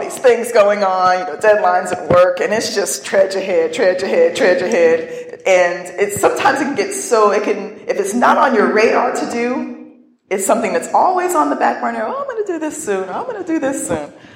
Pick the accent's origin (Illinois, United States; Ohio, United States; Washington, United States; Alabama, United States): Ohio, United States; northern; now in Pittsburgh, United States; I grew up in Ohio. I really never left northern Ohio.